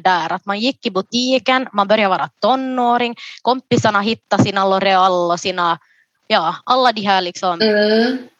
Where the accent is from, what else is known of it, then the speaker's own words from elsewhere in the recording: Jakobstad, Ostrobothnia, Finland; also born or lived in Ethiopia; Jag är alltså då från Jakobstad